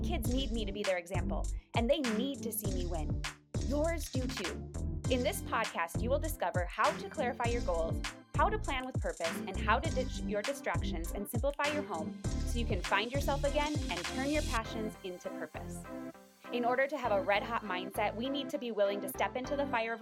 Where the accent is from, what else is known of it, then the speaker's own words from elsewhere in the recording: Minnesota, United States; moved away as an adult; now in Colorado, United States; I grew up in Minnesota, and we went back to the small town that we lived in as well after we got married.